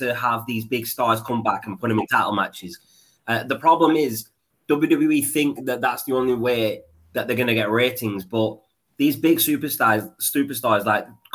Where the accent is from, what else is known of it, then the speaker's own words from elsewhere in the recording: Pakistan; me being Pakistani